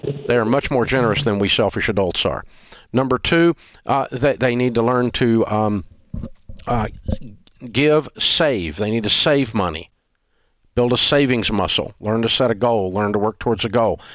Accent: the South, United States; We're from the South

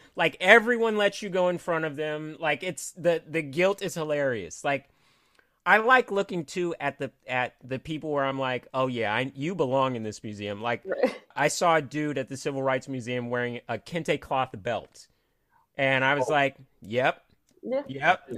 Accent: Cupertino, California, United States; also born or lived in Los Angeles, California; i was born in los angeles okay. but i grew up in northern california

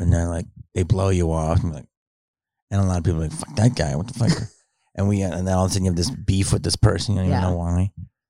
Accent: Philadelphia, Pennsylvania, United States; But I grew up in Philly.

